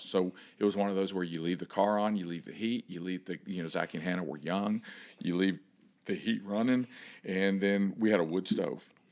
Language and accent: English; Miami, Florida, United States; moved away; I'm from Miami